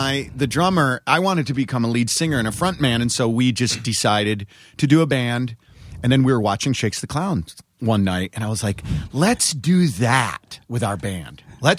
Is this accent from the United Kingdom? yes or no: no; Alfred, New York, United States; I grew up in upstate New York.